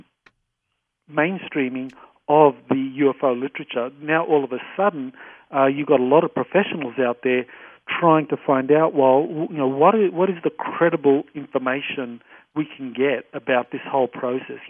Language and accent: English; Australia; I say that as an Australian. I'm not an American